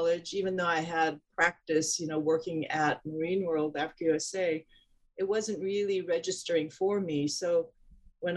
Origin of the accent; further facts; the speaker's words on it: Hong Kong; moved away; growing up in Hong Kong